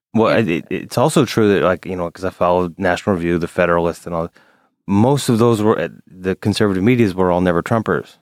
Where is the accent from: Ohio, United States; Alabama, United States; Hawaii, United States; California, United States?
Alabama, United States; now in New York, United States; I grew up in Alabama